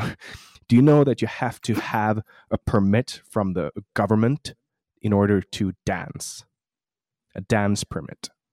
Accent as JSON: {"language": "English", "town": "Mariehamn", "country": "Åland Islands", "tie": "born or raised there", "accent": "Åland Islander", "moved": "yes", "lives_now": "Sweden", "said": "In my hometown, which is uh, yeah. pr- pretty cool because uh, you know it's like we're ten thousand people in Mariehamn"}